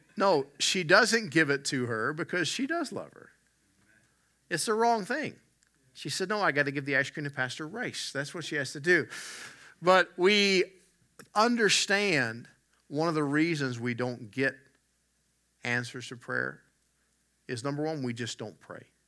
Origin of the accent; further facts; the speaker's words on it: West Virginia, United States; moved away; I'm from the Southern U S. I grew up in West Virginia